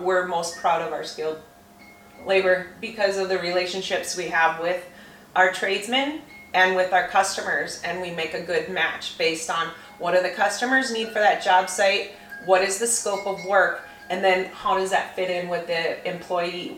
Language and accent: English; St. Cloud, Minnesota, United States; I grew up in St. Cloud